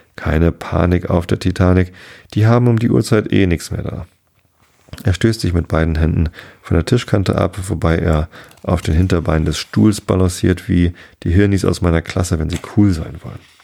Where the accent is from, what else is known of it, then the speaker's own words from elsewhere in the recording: Wistedt, Lower Saxony, Germany; mein Heimatort Wistet